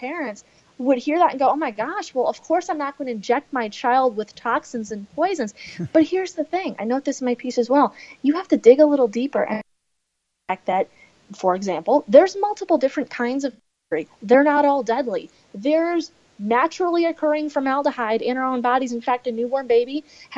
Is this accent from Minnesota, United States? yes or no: yes; Minnesota, United States; my home state of Minnesota, largely in my hometown metro area